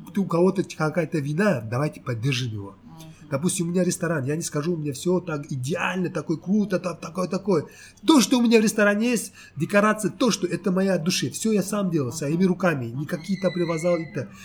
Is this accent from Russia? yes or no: no; Uzbekistan; moved away as an adult; now in South Korea; Я родился в Узбекистане.